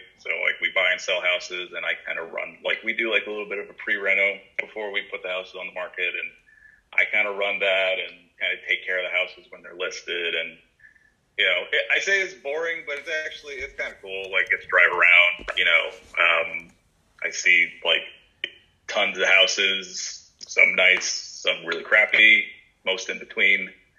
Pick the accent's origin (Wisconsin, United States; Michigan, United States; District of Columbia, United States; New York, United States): New York, United States; now in Charlotte, United States; I was there a few years ago, from New York, actually, because we wanted to buy a house